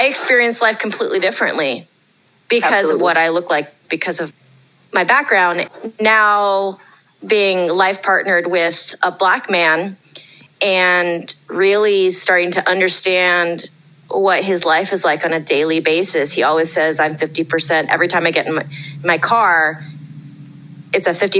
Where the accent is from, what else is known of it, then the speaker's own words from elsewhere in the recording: Newark, Ohio, United States; also born or lived in Granville, Ohio; I grew up in Newark, Ohio, full Chinese